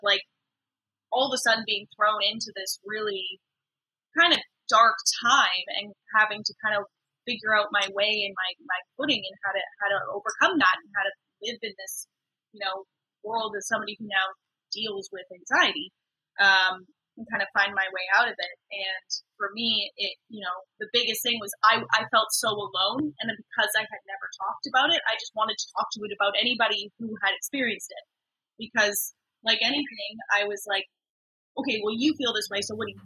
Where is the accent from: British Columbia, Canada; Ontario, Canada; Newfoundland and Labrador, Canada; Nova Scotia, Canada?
British Columbia, Canada; Vancouver; I grew up in Vancouver.